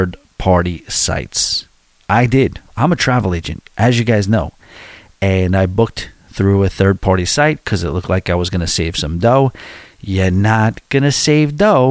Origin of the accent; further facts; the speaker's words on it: Long Island, New York, United States; accent: New York; You hear some, you know, some real serious Long Island accents where I'm from.